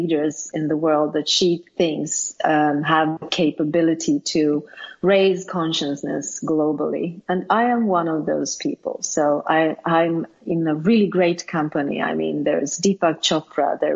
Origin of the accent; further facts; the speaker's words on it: Sweden; English is a second language; I am born and raised in Sweden, and I've been living here all my life